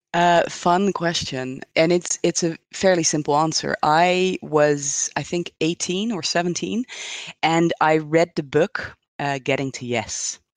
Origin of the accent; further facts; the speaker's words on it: Netherlands; moved away as an adult; also born or lived in Hong Kong; now in Switzerland; I'm originally from the Netherlands